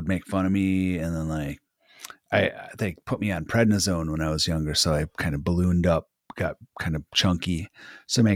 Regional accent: Wisconsin, United States; also born or lived in Minnesota; I'm from Wisconsin. I've kind of been raised around the area, bounced around a little bit when I was a kid, Minnesota, Wisconsin, but always from this part of the Midwest

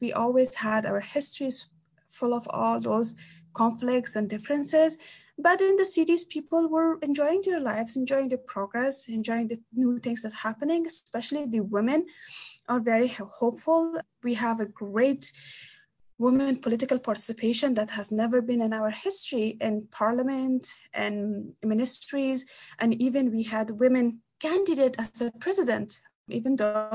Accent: Kabul, Afghanistan; I'm from Afghanistan. I'm Afghan, so it doesn't matter which part. But I lived my whole life, most part of my life, in Kabul, the capital.

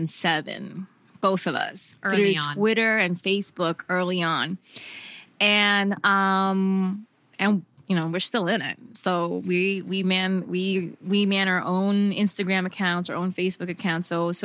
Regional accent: New York, United States; So I grew up in New York in the 90s.

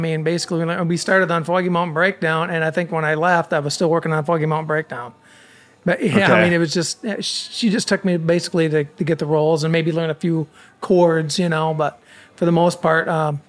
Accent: Alpena, Michigan, United States; I'm from Alpena, Michigan.

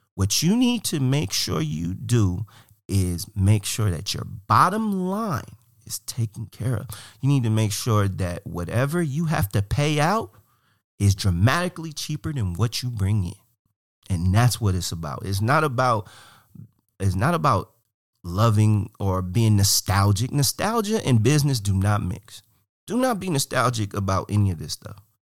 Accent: Cleveland, Ohio, United States; moved away as an adult; also born or lived in Portland; I'm from Cleveland. I love Cleveland. Cleveland's me. I'm, I'm Cleveland.

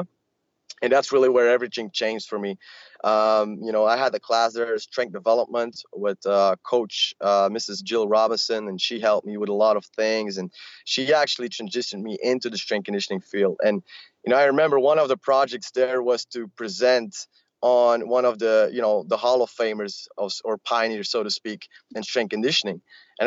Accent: Belgium; I grew up here in Belgium

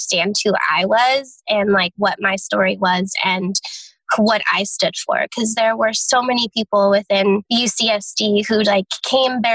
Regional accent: Santa Clarita, California, United States; also born or lived in San Diego, California; I come from Santa Clarita, California, so like Six Flags area

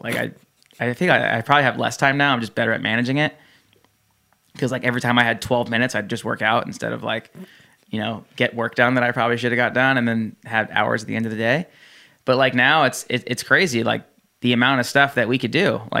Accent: New Jersey, United States; I grew up in New Jersey, and I went to New York City a lot, and Florida, and like the whole East Coast

